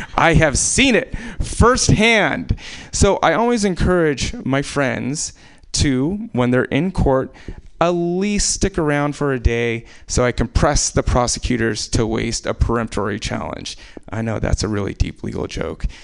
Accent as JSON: {"language": "English", "town": "Anchorage", "region": "Alaska", "country": "United States", "tie": "born or raised there", "said": "I was born in Alaska"}